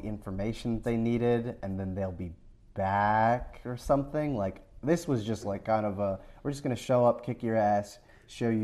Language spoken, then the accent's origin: English; United States; I'm the lone American here